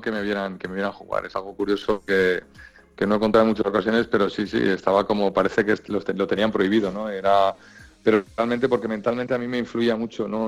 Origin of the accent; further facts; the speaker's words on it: Madrid, Community of Madrid, Spain; moved away as an adult; also born or lived in Santander; yo me fui de Madrid con 21 años